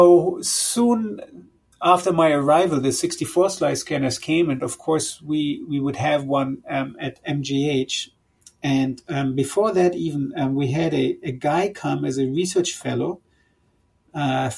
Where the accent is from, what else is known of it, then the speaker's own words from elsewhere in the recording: Düsseldorf, North Rhine-Westphalia, Germany; accent: German; English is a second language; moved away as an adult; also born or lived in Hamburg, Germany / Syria (father); the city of Düsseldorf, where I grew up for most of my years